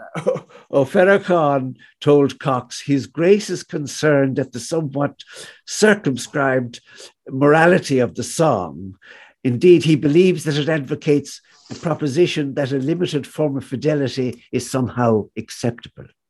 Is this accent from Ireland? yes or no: yes; Galway, Connacht, Ireland; still it's still the town of my childhood